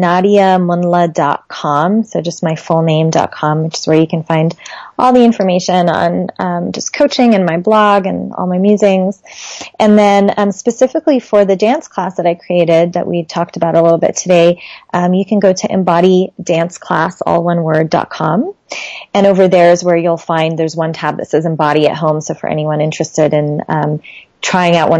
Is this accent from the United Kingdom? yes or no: no; Lebanon; my home country, Lebanon